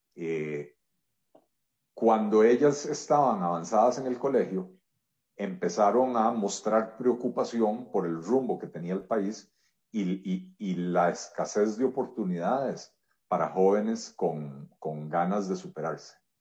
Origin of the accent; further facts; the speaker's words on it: Costa Rica; yo soy un, ciudadano costarricense tremendamente agradecido con este país. Este país acogió a mis abuelos hace un poco más de 90 años